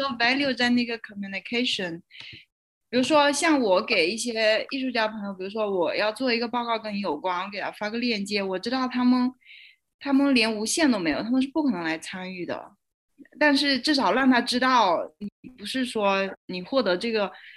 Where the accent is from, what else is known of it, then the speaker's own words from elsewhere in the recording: China; now in South Africa; 我作为一个中国人，然后我现在在一个南非的学校读书